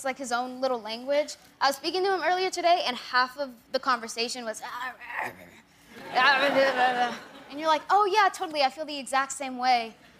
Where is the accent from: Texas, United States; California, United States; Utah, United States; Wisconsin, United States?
California, United States; Coachella Valley; I'm from the Coachella Valley.